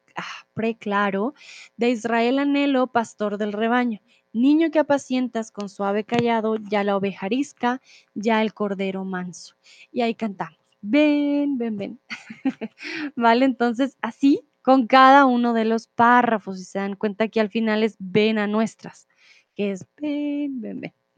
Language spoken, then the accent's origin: Spanish; Colombia; soy de Colombia